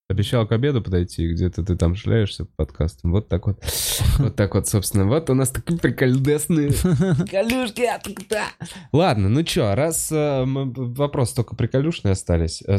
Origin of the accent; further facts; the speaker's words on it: Khabarovsk, Khabarovsk Krai, Russia; С Я вот сам из Хабаровска, и Хабаровск.